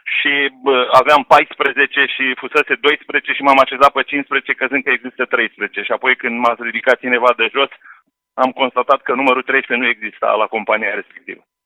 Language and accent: Romanian; Oltenia, Romania; now in Slatina, Romania; regiunea de unde sunt eu, unde am crescut și unde m-am născut și am crescut